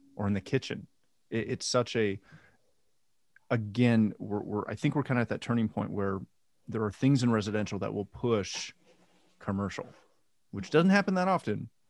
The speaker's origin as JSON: {"language": "English", "country": "Canada", "said": "I'm Canadian."}